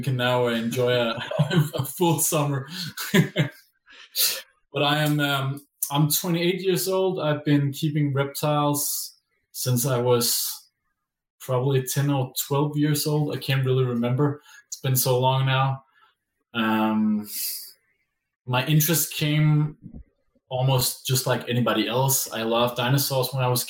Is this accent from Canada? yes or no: no; Denmark; I am from Denmark.